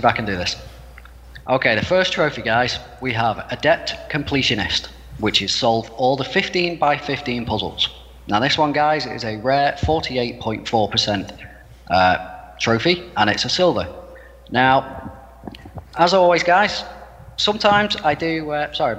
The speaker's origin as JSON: {"language": "English", "country": "United Kingdom", "said": "I'm British."}